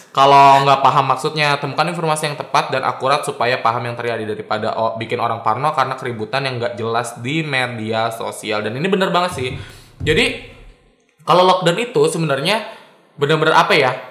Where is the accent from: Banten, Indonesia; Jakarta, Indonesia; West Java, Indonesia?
Jakarta, Indonesia; Misalkan gua nih yang di lockdown Jakarta, gua kan orang Jakarta